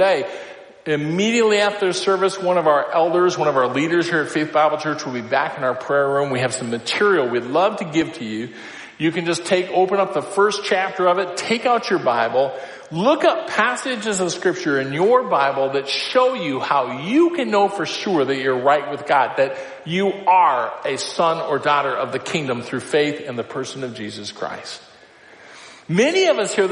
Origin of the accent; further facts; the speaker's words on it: Iowa, United States; I grew up in Iowa